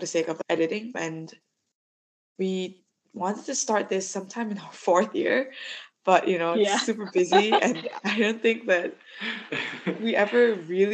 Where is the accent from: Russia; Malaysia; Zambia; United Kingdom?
Malaysia; I'm from Malaysia.